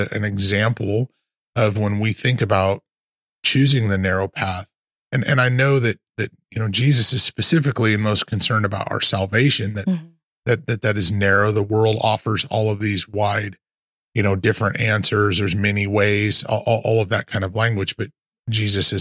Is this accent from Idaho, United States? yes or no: yes; Post Falls, Idaho, United States; moved away as an adult; now in Texas, United States; Real Life Ministries in Post Falls was our home. It's where I was born. I was born and raised